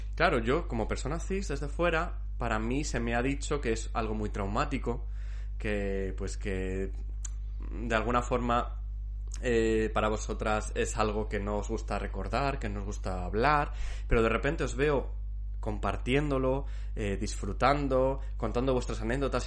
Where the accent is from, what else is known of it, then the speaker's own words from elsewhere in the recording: Zamora, Castile and León, Spain; moved away; Yo soy, soy zamorano, soy castellano